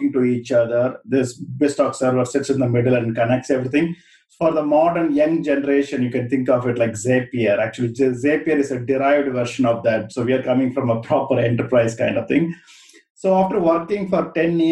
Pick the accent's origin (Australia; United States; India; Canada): India; moved away as an adult; also born or lived in London, United Kingdom; now in United Kingdom; I was born and brought up in India